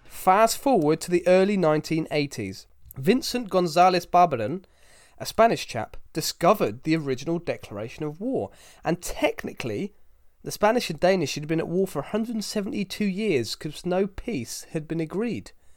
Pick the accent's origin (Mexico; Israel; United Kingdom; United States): United Kingdom; Hexham, North East England; born in Hexham, so I was born within, uh, a couple of miles of the Tyne, which classes you as a Geordie.